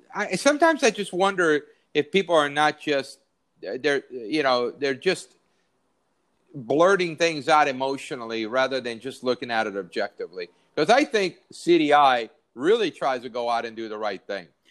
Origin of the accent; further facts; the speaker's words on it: San Diego, California, United States; moved away; I grew up in San Diego. My whole family still lives there